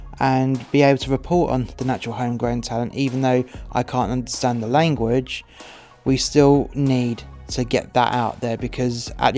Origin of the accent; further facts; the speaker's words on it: England, United Kingdom; now in Wales; I'm English and I cannot read Welsh, and that's a bit difficult living in Wales